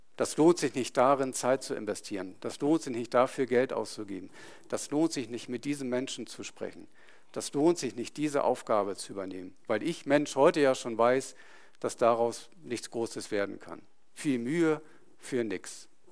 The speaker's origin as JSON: {"language": "German", "town": "Itzehoe", "region": "Schleswig-Holstein", "country": "Germany", "tie": "born or raised there", "moved": "yes", "said": "Ich hatte meine, meinen Freundeskreis dort, meine Familie, also ich bin im Umfeld da groß geworden"}